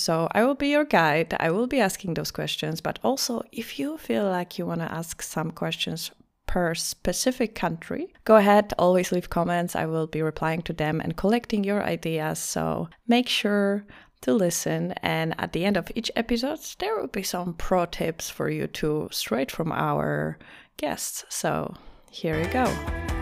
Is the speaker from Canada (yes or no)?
no; Poland; English is a second language; moved away as an adult; also born or lived in Greece / Lisbon, Portugal; now in Vienna, Austria; I was born in Greece. I have a French surname. I lived most of my life in Poland.